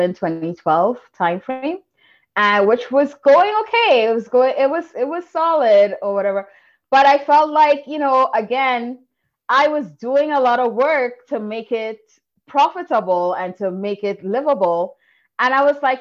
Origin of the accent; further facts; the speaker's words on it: Trinidad & Tobago; I'm from Trinidad, where failure is like unacceptable